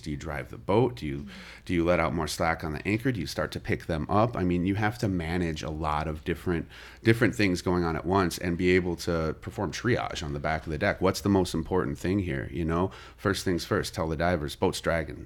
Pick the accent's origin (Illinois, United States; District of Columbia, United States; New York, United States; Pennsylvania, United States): Illinois, United States; Kankakee; also born or lived in Chicago; I was born in Chicago, and it was you know, I lived there for the first eight years of my life. Um, uh, we moved down to Kankakee. After that, I lived with my dad, um, through high school